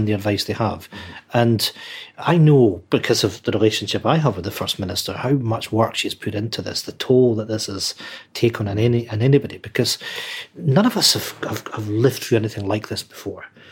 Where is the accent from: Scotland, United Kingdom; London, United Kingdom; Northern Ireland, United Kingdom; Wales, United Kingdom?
Scotland, United Kingdom; Edinburgh; I grew up in Edinburgh. I actually spent my first 8 years in a council house estate in Edinburgh, in Muirhouse.